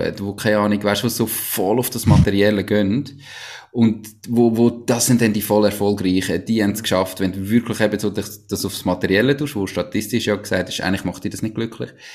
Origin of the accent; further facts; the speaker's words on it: Switzerland; accent: Swiss German; first language Swiss German; als Schweizer